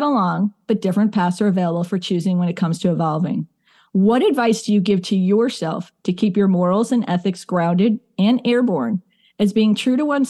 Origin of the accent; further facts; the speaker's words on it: Chicago, Illinois, United States; I'm from Chicago, too